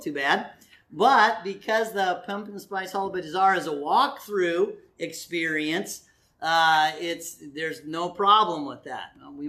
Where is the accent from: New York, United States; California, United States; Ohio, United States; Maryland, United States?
California, United States; born there; also born or lived in Montana; now in Oregon, United States; Although I was born in California, so if you want to hate on me, that's fine. I moved here from Montana